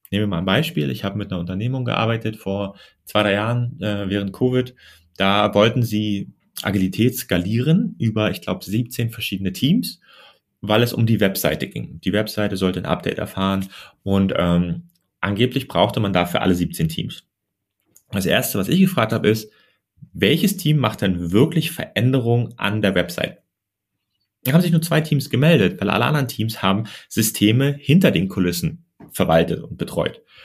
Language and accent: German; Germany; ich komme ja aus Deutschland